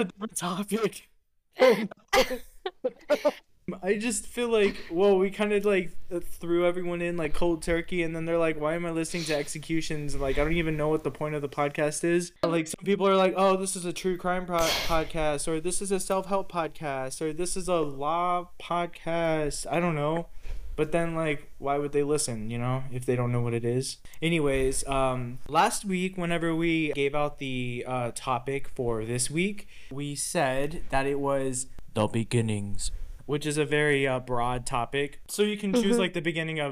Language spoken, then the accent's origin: English; Texas, United States; born or raised there